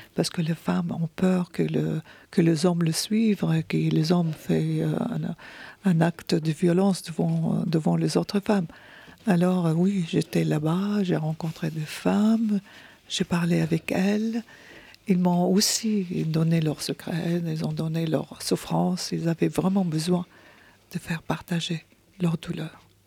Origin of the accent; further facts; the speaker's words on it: Syria; French is a second language; moved away as an adult; now in France